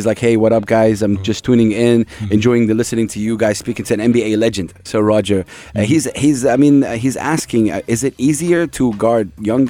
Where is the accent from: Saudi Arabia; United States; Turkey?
Saudi Arabia; now in United Arab Emirates; I'm from Saudi Arabia